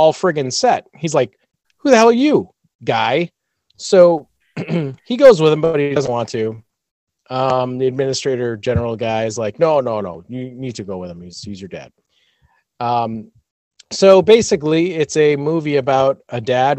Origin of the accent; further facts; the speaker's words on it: United States; I'm American